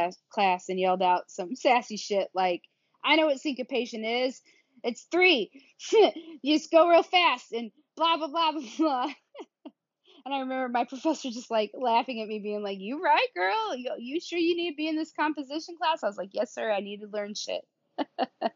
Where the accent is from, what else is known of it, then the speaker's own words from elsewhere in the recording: United States; accent: southern; also born or lived in Carrollton, Missouri / Atlanta; now in Kansas City, United States; Obviously I have a southern accent